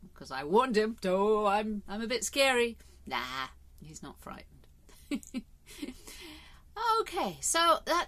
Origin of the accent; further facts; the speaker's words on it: England, United Kingdom; I love my country. I'm English.